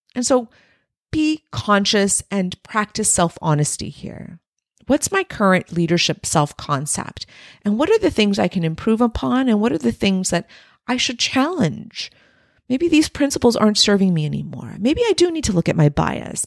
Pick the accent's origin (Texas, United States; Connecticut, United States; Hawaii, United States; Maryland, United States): Texas, United States; Texas-Mexican border, United States; my subculture being raised on the Texas-Mexican border